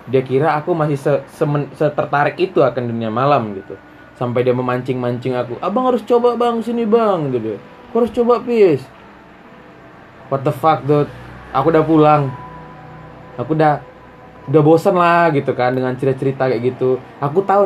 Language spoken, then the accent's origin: Indonesian; Batam, Riau Islands, Indonesia; aku kan dari Batam nih ya